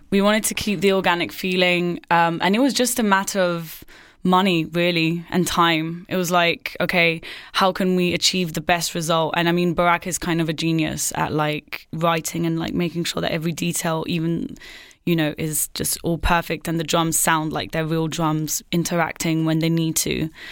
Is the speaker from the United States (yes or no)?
no; Marseille, Provence-Alpes-Côte d'Azur, France; moved away as an adult; now in London, United Kingdom; I grew up in Marseille, but with like a bicultural, basically half English, half French